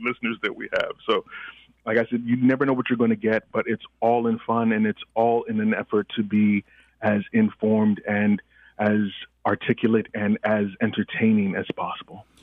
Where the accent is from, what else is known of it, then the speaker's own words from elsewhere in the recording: Nigeria; moved away; I am Nigerian by birth and by descendantry